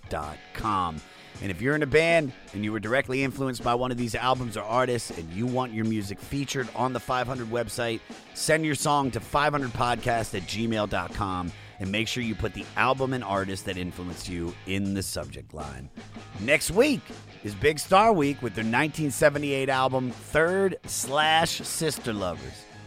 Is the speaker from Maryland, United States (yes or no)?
yes; Maryland, United States; accent: Maryland; my Maryland accent